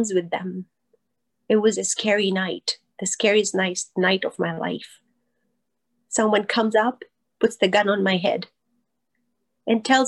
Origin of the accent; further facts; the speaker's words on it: Pakistan; moved away as an adult; also born or lived in Kenya; I grew up in Pakistan